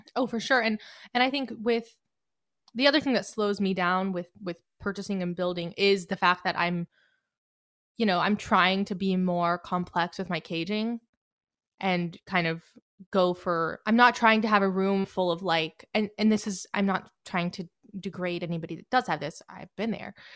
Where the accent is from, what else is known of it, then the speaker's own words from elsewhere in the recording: Marietta, Georgia, United States; I'm from the Metro Atlanta area, Marietta